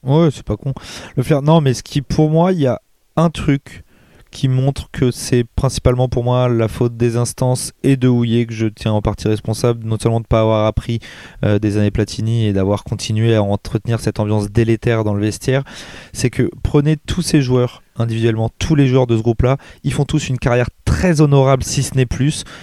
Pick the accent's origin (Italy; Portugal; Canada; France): France; en tant que Français